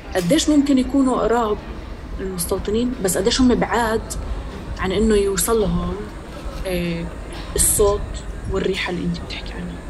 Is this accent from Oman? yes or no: no; Palestine; إحنا كفلسطينية